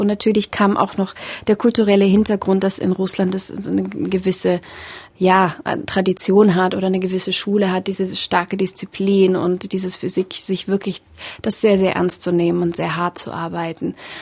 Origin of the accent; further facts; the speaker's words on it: Germany; also born or lived in Russia / Berlin; Ich bin schon mit acht Jahren nach Deutschland gekommen und ähm, ja, war da noch ein Kind